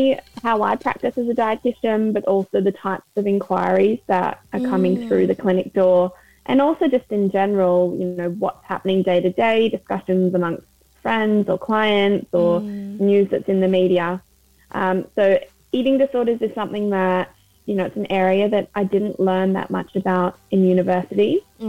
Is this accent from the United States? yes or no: no; Australia; now in London, United Kingdom; I'm a registered dietitian. I'm based in London, but I moved over from Australia about 4 years ago.